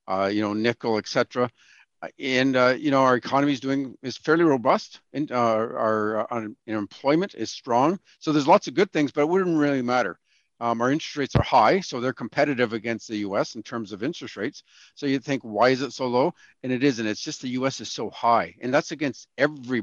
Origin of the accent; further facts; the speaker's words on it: Canada; as a Canadian